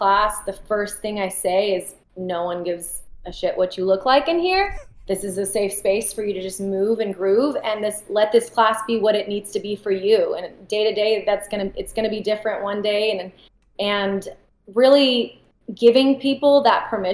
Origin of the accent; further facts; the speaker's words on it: Austin, Texas, United States; my parents are both from Iran. I was born here in Austin